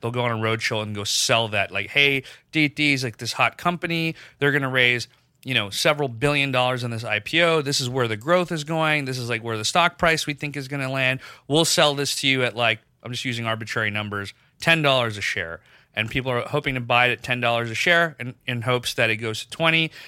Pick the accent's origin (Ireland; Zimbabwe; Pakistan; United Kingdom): Pakistan; moved away; I grew up in Pakistan